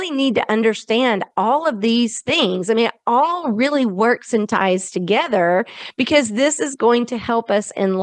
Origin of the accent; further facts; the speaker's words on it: the South, United States; accent: Southern; my Southern accent